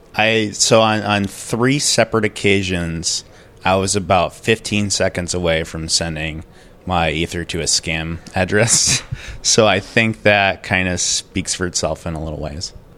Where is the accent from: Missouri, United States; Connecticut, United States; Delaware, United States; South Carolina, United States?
Connecticut, United States; I'm from, uh, Connecticut in the United States